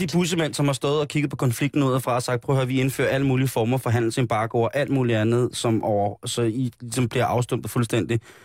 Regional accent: Denmark; Jeg er jo dansker

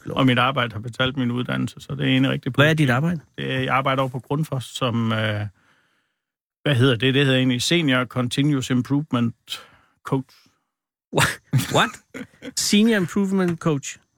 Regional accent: Central Denmark Region, Denmark; Der er imellem Hobro og Viborg. Bor jeg på en øh, lille ejendom der.

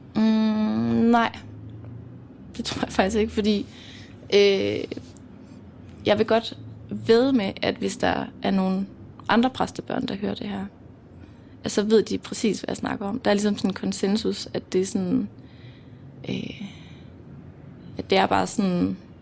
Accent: Mols, Djursland, Central Denmark Region, Denmark; accent: Jutlandic; jeg er opvokset på Mols på Djursland.

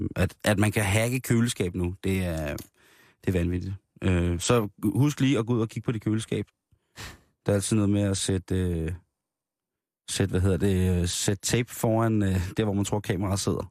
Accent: Denmark; det er ude fra Midtjylland af, hvor jeg kommer fra

